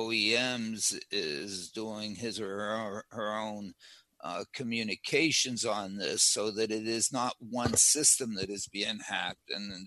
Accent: Pittsburgh, Pennsylvania, United States; I grew up in Pittsburgh

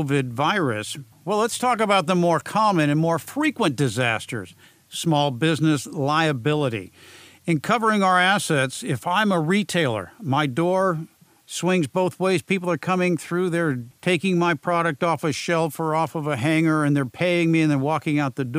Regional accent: San Diego, California, United States; Gomez Legal Firm in San Diego, my hometown

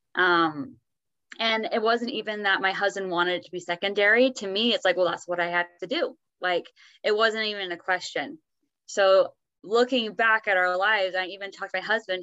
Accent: Oregon, United States; now in Utah, United States; I grew up in Oregon, but we both live in Utah

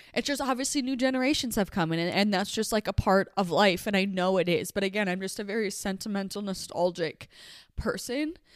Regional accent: upstate New York, United States; moved away as an adult; now in Utah, United States; So I am home in upstate New York. Um, this is where I grew up

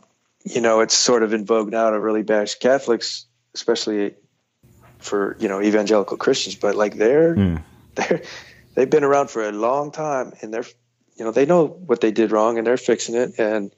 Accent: Detroit, Michigan, United States; I'm from Detroit. Red Wings are my team forever

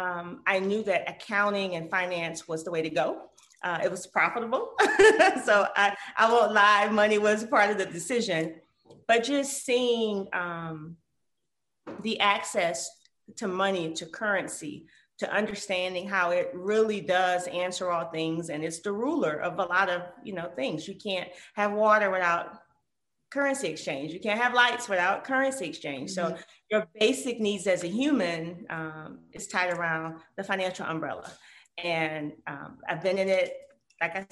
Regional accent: Detroit, Michigan, United States; as a little girl growing up in Detroit, Michigan

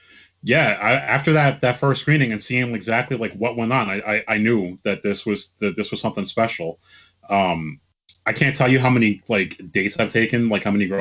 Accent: Bergen County, New Jersey, United States; also born or lived in Moonachie, New Jersey; I grew up in Bergen County. I lived in Moonaki for like a couple of years.

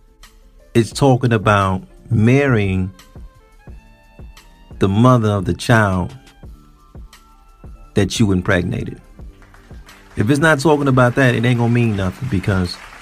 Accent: United States; us as black American males.

